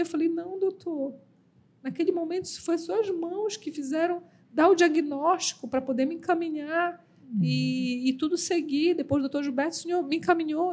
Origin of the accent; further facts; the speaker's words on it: Belém, Pará, Brazil; eu sou paraense